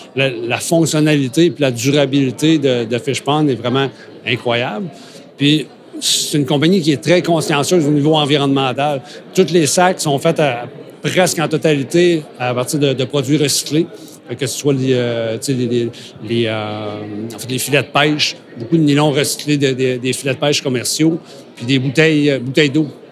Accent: Côte-Nord, Quebec, Canada; dans mon patelin, là, sur la côte nord

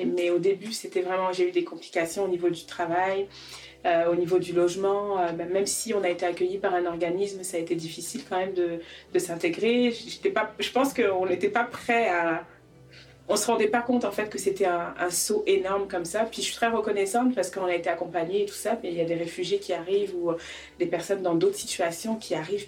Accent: Paris, Île-de-France, France; accent: French; moved away as an adult; also born or lived in Dakar, Senegal; now in Quebec, Canada; J'ai un bel accent français parce que je suis née à Paris, mais je suis d'origine sénégalaise et malienne

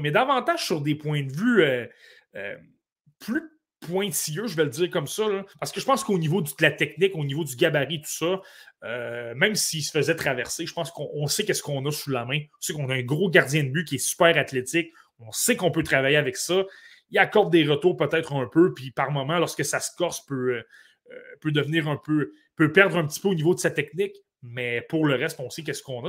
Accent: Côte-Nord, Quebec, Canada; je suis originaire de la Côte-Nord

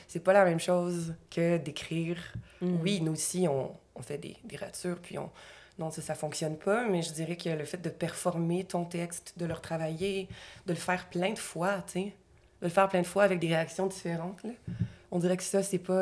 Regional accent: Gatineau, Quebec, Canada; je viens de l'Outaouais

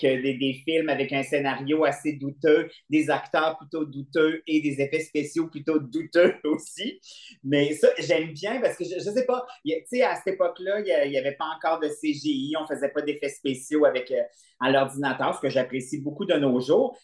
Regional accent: Quebec City, Quebec, Canada; je viens de Québec, puis j'habitais à Beauport, puis on avait un vieux cinéma de quartier

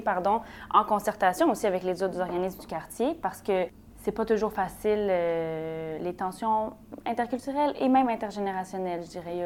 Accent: Montreal, Quebec, Canada; Je suis née à Montréal

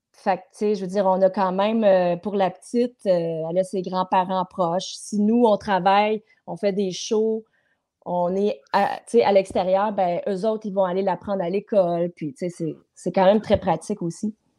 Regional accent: Montreal, Quebec, Canada; also born or lived in LaSalle; now in Châteauguay, Canada; moi je suis montréalaise, j'ai toujours vécu à Montréal dans tous les quartiers possibles.

